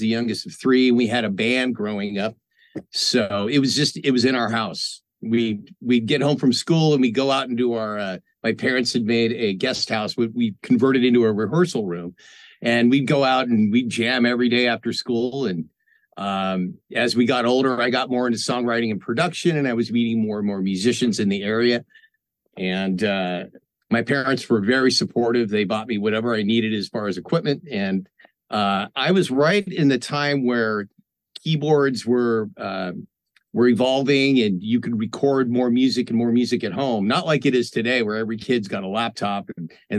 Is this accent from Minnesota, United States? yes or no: no; Marin County, California, United States; moved away as an adult; now in Los Angeles, United States; I grew up in Marin County, yeah, which is North Bay